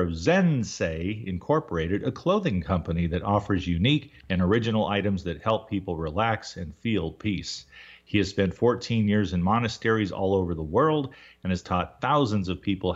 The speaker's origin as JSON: {"language": "English", "town": "Baltimore", "region": "Maryland", "country": "United States", "tie": "born or raised there", "said": "my hometown Baltimore"}